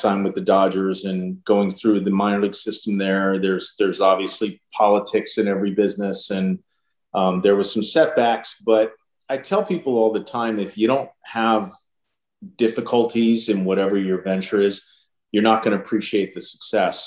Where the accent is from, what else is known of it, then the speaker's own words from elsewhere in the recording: Pennsylvania, United States; growing up in Pennsylvania